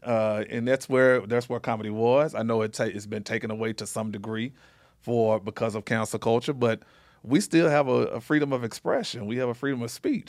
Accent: Little Rock, Arkansas, United States; now in Las Vegas, United States; I'm from Little Rock, Arkansas, born and raised.

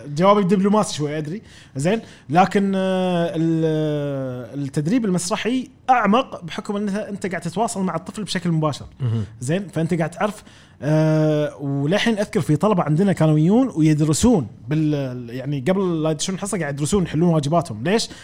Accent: Kuwait; وديرتي رافضتني

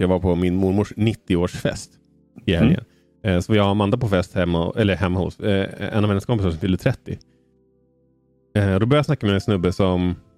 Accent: Umeå, Västerbotten County, Sweden; jag är ju född i Umeå

